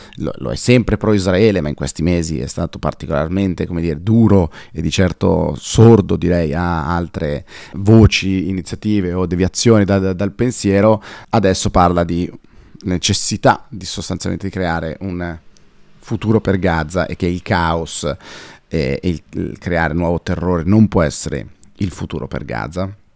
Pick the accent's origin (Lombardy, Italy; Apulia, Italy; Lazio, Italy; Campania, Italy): Lombardy, Italy; Como; moved away; noi comaschi, dato che sono nato a Como, siamo un po' più timidi